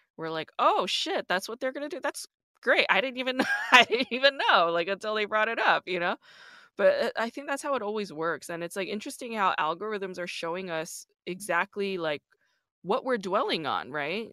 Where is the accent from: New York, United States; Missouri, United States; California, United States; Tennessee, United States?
New York, United States; I'm also from New York